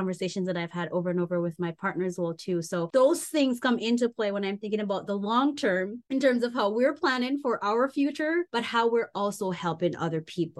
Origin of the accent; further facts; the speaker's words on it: Jamaica; moved away; I grew up in Jamaica and I grew up where a lot of family members struggled.